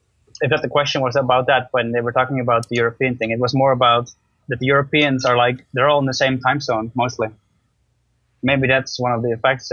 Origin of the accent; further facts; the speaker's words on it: Netherlands; now in Slovakia; originally I'm from the Netherlands.